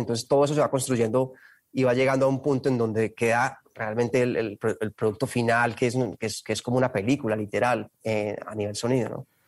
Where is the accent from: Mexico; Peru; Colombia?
Colombia; tenemos en Colombia